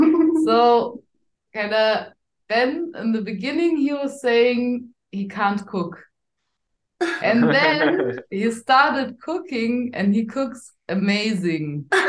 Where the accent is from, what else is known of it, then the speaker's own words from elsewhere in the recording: Germany; I grew up in Germany